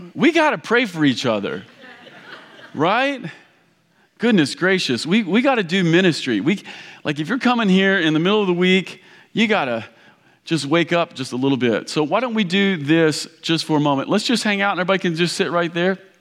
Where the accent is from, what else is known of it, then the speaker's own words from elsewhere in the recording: Kentucky, United States; moved away; I grew up in Kentucky. This sounds like home